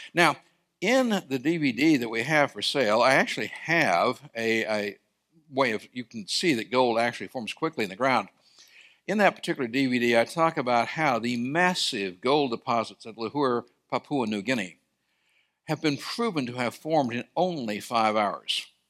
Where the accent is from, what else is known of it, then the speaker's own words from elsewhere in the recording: Sierra Nevada, California, United States; I grew up in California in the Sierra Mountains